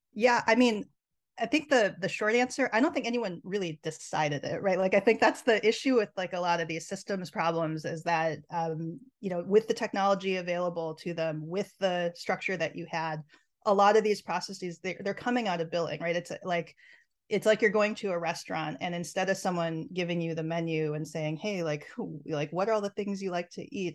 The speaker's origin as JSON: {"language": "English", "region": "Minnesota", "country": "United States", "tie": "born or raised there", "said": "growing up in Minnesota"}